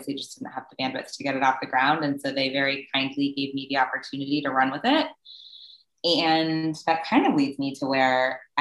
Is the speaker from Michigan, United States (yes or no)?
no; Southern California, United States; I was born and raised in Southern California